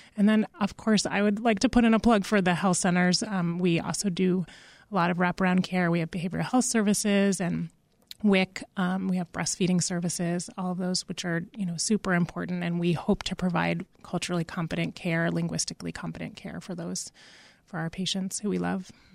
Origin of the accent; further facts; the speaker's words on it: Massachusetts, United States; moved away; I'm originally from Massachusetts